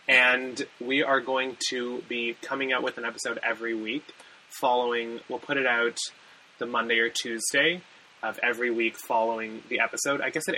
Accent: Canada; we're Canadian.

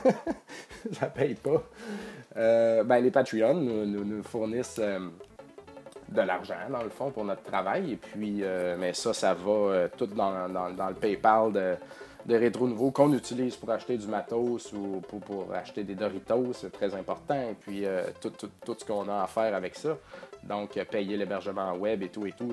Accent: Beauce, Quebec, Canada; je viens de la Beauce, puis en Beauce on dit Odette

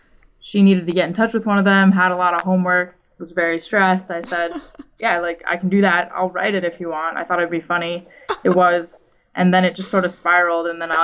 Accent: New England, United States; now in Washington, D.C., United States; I grew up in New England, huge Yankees fan, surrounded by Red Sox fans

